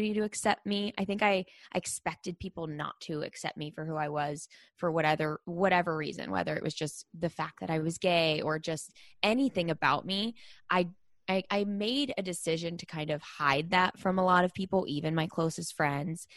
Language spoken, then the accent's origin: English; Pittsburgh, Pennsylvania, United States; I grew up in Pittsburgh, Pennsylvania